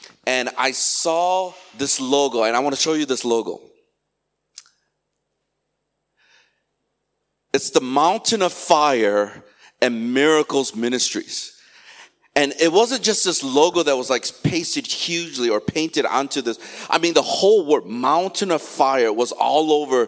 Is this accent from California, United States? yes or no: no; Chicago, Illinois, United States; moved away; Chicago, my hometown where I grew up